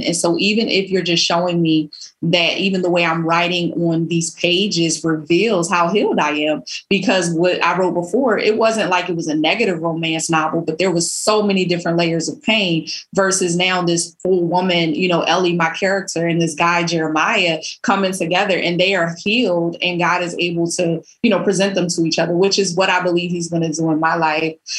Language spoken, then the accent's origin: English; Philadelphia, Pennsylvania, United States; when I was young growing up in Philly